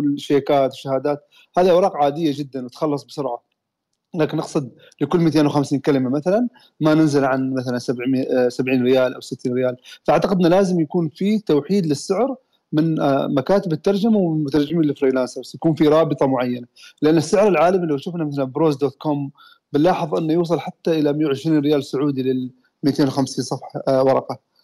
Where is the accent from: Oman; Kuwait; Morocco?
Oman; احنا عندنا في عمان